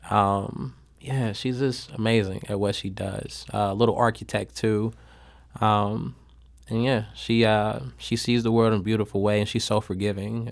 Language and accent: English; St. Louis, Missouri, United States; I grew up in North County. Um, I grew up between Kinloch, Castle Point, and a little bit of Southside.